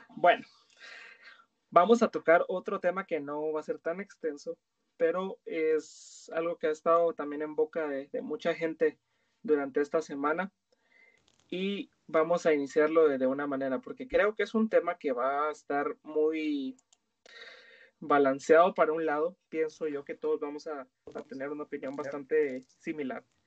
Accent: Guatemala

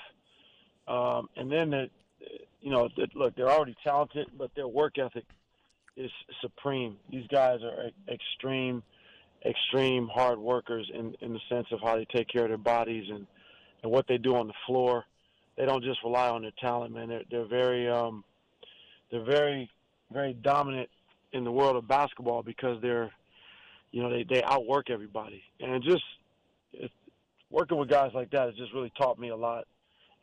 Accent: Cleveland, Ohio, United States; my hometown

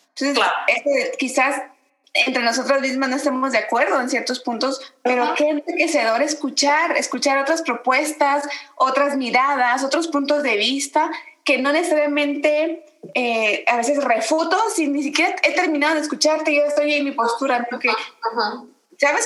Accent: Guatemala; moved away; also born or lived in Veracruz, Mexico; nací en Guatemala, orgullosamente guatemalteca, los guatemaltecos nos dicen chapines, pero bueno, también viviendo por más de 18 años en Veracruz

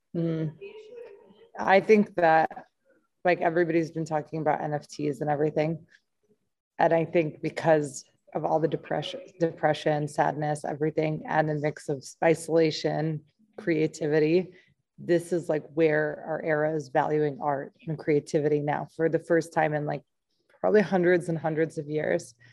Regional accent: St. Louis, Missouri, United States; I'm from St. Louis, Missouri

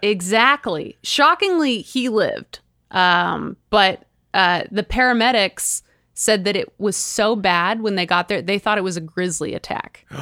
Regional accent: California, United States; we're both from California

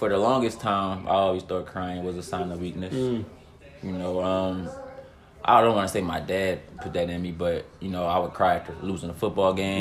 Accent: Philadelphia, Pennsylvania, United States; growing up in Philly

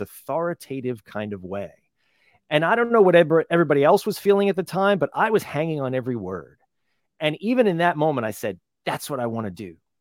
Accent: New Jersey, United States; little tiny town growing up in New Jersey

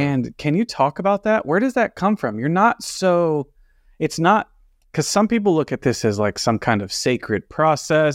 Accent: Texas, United States; I grew up in Texas

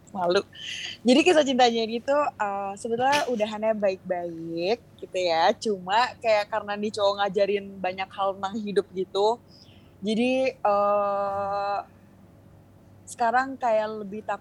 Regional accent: Bali, Indonesia; born there; Cuma aku lahir di Bali. Terus emang keluarga aku

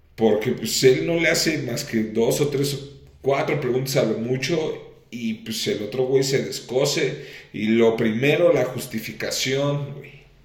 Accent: Mexico; somos los mexicanos

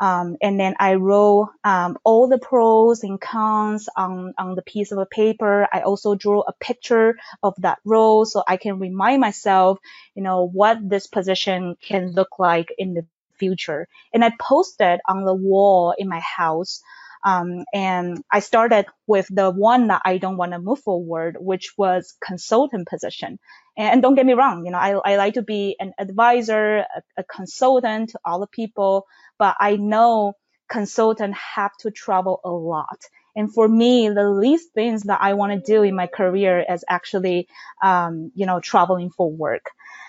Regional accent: Taiwan; moved away as an adult; now in Seattle, United States; Yeah, so I moved to Seattle from Taiwan in 2015, which was 5 years ago.

